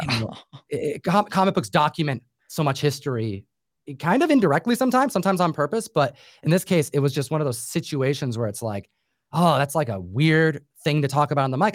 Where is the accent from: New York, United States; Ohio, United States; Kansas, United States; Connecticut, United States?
New York, United States; I grew up in New York